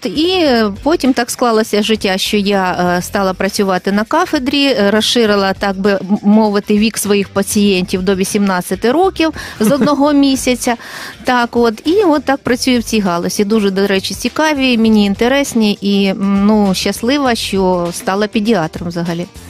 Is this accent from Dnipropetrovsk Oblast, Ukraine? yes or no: yes; Kryvyi Rih, Dnipropetrovsk Oblast, Ukraine; also born or lived in Kyiv / Yaroslavl; Я сама народилася і виросла в Кривому Розі, навчалася тут